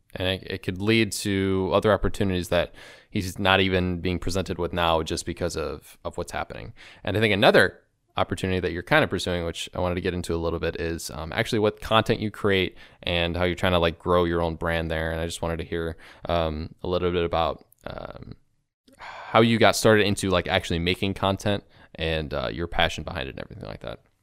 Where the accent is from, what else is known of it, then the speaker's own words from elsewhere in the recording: Chicago, Illinois, United States; I'm from Chicago